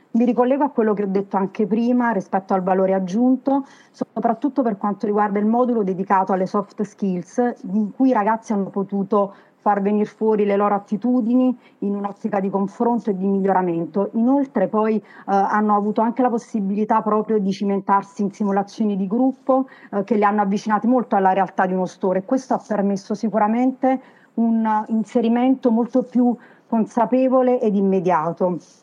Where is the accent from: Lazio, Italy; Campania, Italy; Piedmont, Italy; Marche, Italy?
Campania, Italy; Naples; accent: Neapolitan (partenopeo); ha un DNA tutto partenopeo, si sente anche dal mio accento